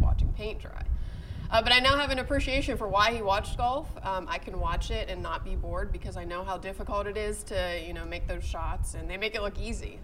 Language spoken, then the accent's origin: English; Pittsburgh, Pennsylvania, United States; moved away as an adult; also born or lived in Missouri / Tennessee; now in Richmond, United States; I'm originally from Pittsburgh